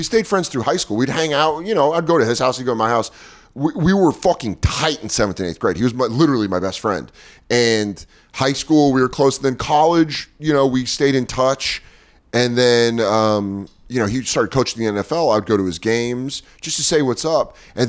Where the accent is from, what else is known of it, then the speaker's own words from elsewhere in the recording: Denver, Colorado, United States; I'm a 49ers fan, I know. Even though I'm from Denver.